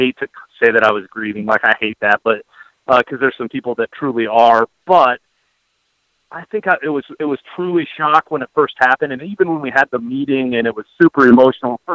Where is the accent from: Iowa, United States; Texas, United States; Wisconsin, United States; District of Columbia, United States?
Iowa, United States; now in Oxford, United States; I grew up in Iowa